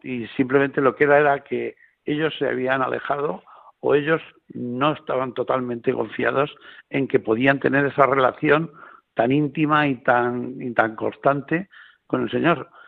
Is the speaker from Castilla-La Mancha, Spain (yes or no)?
yes; La Roda, Castilla-La Mancha, Spain; yo soy de La Roda, eh, yo no vivo en Albacete capital, yo vivo en La Roda